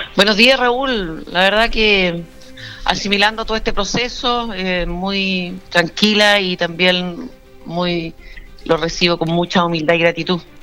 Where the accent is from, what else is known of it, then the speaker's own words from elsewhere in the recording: southern Maule, Chile; tomé la decisión de quedarme en el Maule Sur porque esta es mi tierra, esta es mi gente